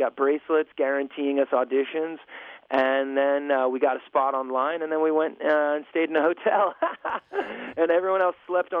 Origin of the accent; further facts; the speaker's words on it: New York, United States; I was from New York.